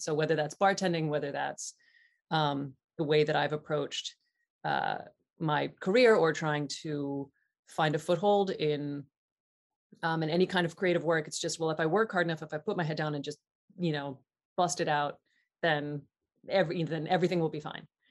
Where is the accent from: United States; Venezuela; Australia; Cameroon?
United States; Southeast Ohio; I'm from Southeast Ohio, which is the sort of beginnings of the Appalachian part of Ohio